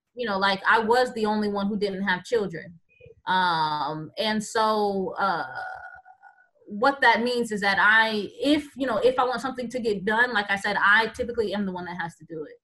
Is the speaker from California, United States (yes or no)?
no; Tampa, Florida, United States; moved away as an adult; also born or lived in Boston / New York; now in Geronimo, United States; I am originally from Tampa, Florida